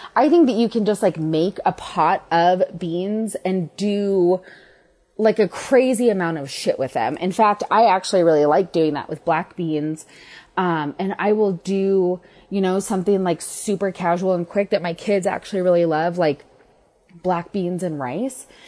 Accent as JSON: {"language": "English", "town": "Denver", "region": "Colorado", "country": "United States", "tie": "born or raised there", "said": "I'm from Denver. I've lived here on and off my entire life"}